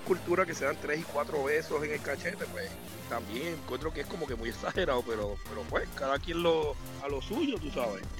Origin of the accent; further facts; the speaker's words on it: Puerto Rico; donde yo crecí en Puerto Rico